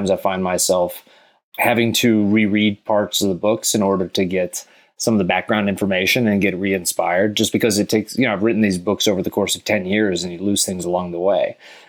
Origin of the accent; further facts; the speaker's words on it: Texas, United States; because I grew up in Texas a bit. And so there's a lot of Texas sayings mixed with space warfare.